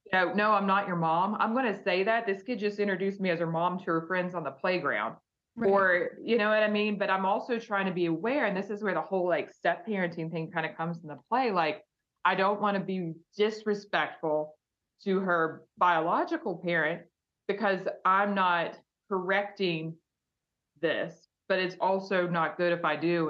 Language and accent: English; West Virginia, United States; growing up in West Virginia when you're five